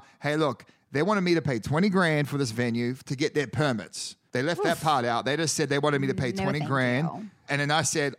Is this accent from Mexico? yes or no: no; Australia; moved away as an adult; now in United States